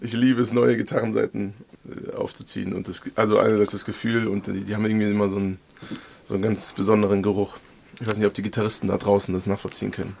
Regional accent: Hesse, Germany; moved away as an adult; also born or lived in Lüneburg; now in Marburg, Germany; ich bin waschechte Hesse

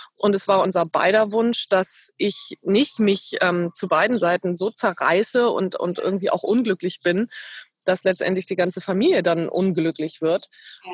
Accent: Ahrensburg, Schleswig-Holstein, Germany; moved away as an adult; also born or lived in Eutin; now in Hamburg, Germany; ich bin geboren in Eutin in Schleswig-Holstein, aufgewachsen in Ahrensburg, auch äh, im südlichen Schleswig-Holstein, nördlich von Hamburg

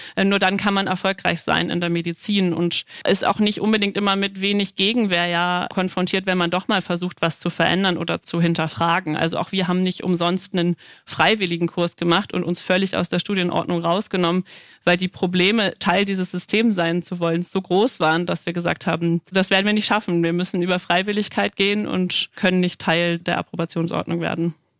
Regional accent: Hamburg, Germany; moved away as an adult; now in Dresden, Germany; Ich komme ursprünglich aus Hamburg

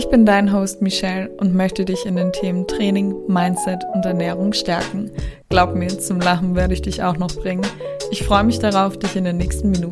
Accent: Austria; Ich bin ja in Österreich geboren und teilweise auch aufgewachsen.

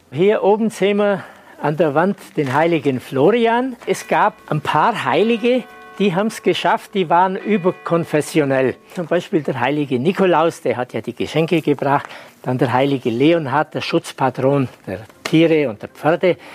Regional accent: Maria Steinbach, Bavaria, Germany; Ich komme hier aus dem Nachbarort aus Maria Steinbach und darf Sie heute durchs Museum führen.

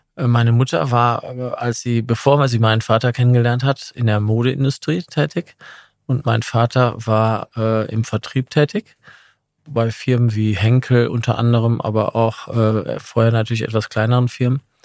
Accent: Essen, North Rhine-Westphalia, Germany; moved away as an adult; also born or lived in Milan / London; now in Munich, Germany; ich bin in Essen aufgewachsen, im Ruhrgebiet

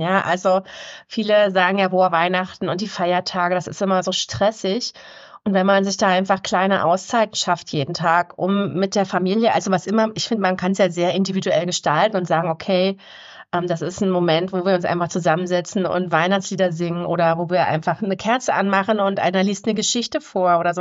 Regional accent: Havelland, Brandenburg, Germany; im Havelland, wo ich herkomme

